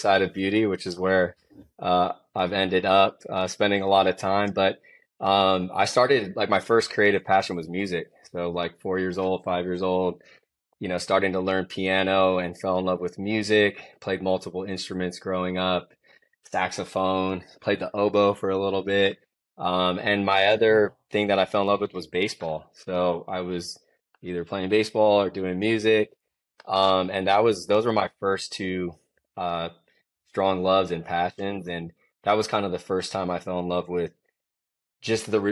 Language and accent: English; San Francisco, California, United States; I come back to the Bay Area, which is where I'm from. I was born in San Francisco